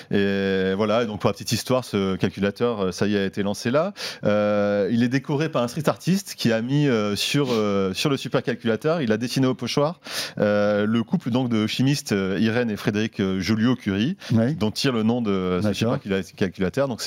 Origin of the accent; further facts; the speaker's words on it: Marseille, Provence-Alpes-Côte d'Azur, France; c'est mon côté marseillais. oui, c'est bien de rajouter un peu.